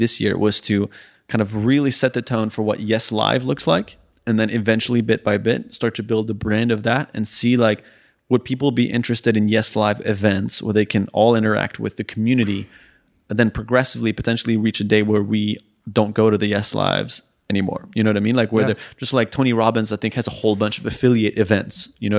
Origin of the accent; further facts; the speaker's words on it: France; also born or lived in Sweden; I grew up in also in France and Sweden, so I might know the word in French or Swedish